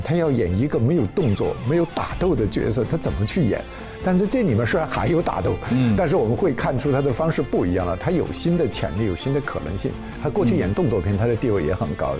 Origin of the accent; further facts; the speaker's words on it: China; 我们中国人